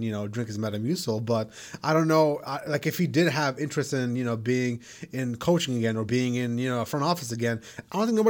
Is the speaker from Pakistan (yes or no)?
yes; Pakistan; moved away; He's from my hometown.